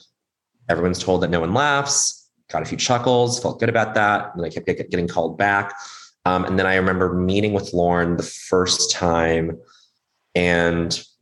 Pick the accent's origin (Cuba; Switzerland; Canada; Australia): Canada; Montreal, Quebec; now in United States; I grew up in Montreal.